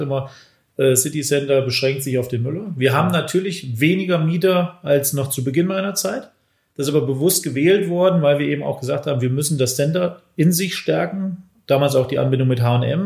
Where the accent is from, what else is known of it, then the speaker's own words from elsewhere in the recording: Bad Hersfeld, Hesse, Germany; moved away as an adult; now in Weiden, Germany; Ich komme ursprünglich aus Bad Hersfeld